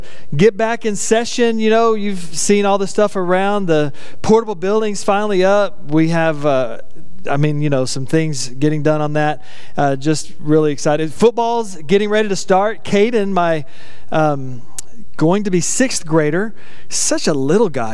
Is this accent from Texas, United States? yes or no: yes; West Texas, United States; I grew up in West Texas in a trailer park